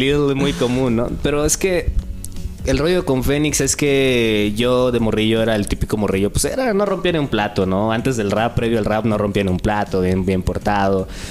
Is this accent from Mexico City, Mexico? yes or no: no; Acapulco, Guerrero, Mexico; now in Oaxaca, Mexico; en el rap en Acapulco, ¿no? Es de ahí donde, donde nací, pues, soy costeño